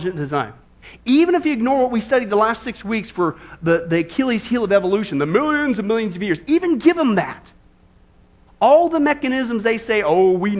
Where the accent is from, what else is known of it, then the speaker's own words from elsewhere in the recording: Midwest, United States; I grew up in the Midwest